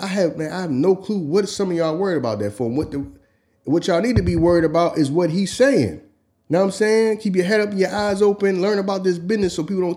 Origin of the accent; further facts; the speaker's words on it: Philadelphia, Pennsylvania, United States; we're from Philly.